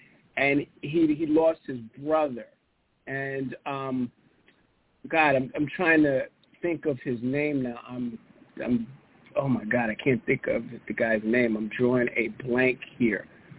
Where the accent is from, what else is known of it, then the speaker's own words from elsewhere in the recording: Bronx, New York, United States; I mean, you know, I grew up in the Bronx, and my dad, it's Mets and Jets.